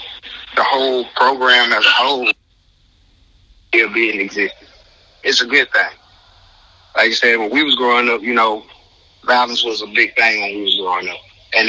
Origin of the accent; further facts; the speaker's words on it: Birmingham, Alabama, United States; not the host. I'm from Birmingham, Alabama.